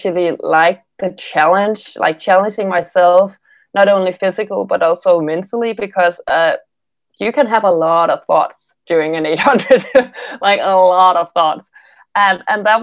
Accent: Denmark; I'm from a very small town here in Denmark

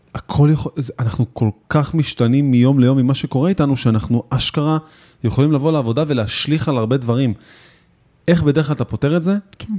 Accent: Israel; אנחנו ישראלים

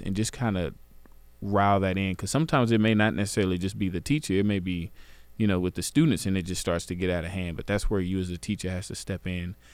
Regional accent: Garland, Texas, United States; I grew up in Garland

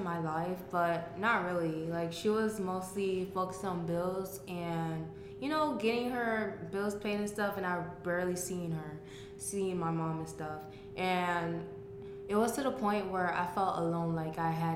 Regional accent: Naples, Florida, United States; also born or lived in Miami, Florida; I was born in Miami, but okay. raised in Naples.

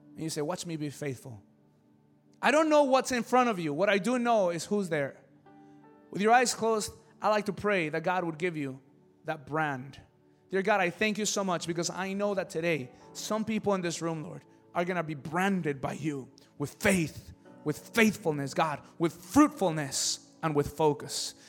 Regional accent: Mexico City, Mexico; moved away; I come from Mexico City

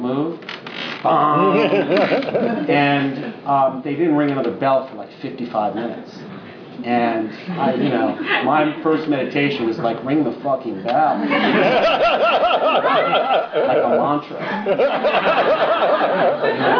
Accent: Long Island, New York, United States; also born or lived in Brooklyn, New York; I was born in Brooklyn, and we moved to Long Island during that time when people did that, in the end of the 60s, early 70s

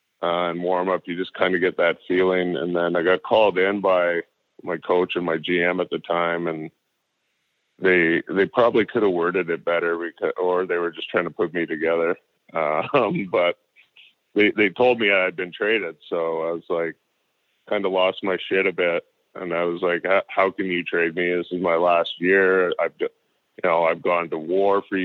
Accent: North Vancouver, British Columbia, Canada; I got traded to my hometown. Because at that time, my family was living in North Vancouver

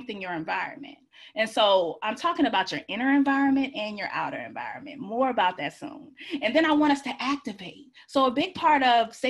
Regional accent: Georgia, United States; now in Washington, DC, United States; I live in DC, but I'm from Georgia

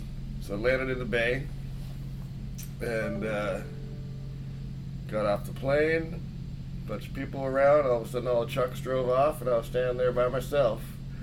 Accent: Seattle, Washington, United States; also born or lived in Chignik, Alaska; Well, I was born in Seattle, and … immigrated from Denmark in 1959.

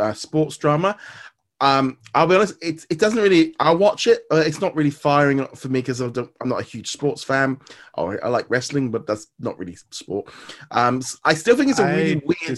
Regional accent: United Kingdom; we're British

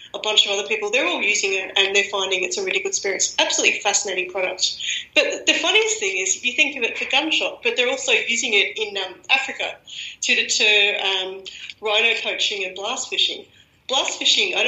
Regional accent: Australia; accent: Australian; moved away as an adult; now in Germany; I'm Australian, as everyone can guess by my accent

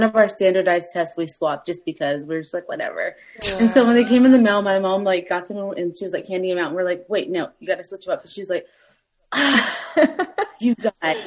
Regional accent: Southern Arizona, United States; moved away; also born or lived in Spain; I'm from Arizona, Southern Arizona.

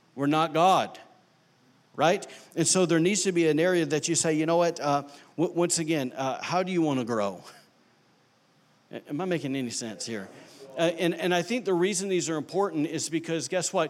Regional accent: Alabama, United States; now in Rockport, United States; I am from Alabama

